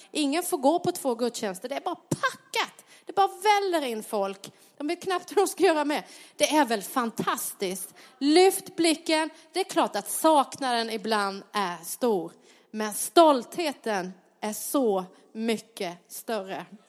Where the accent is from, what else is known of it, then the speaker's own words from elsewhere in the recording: Sweden; där jag växte upp på lilla Pantaholmen Långa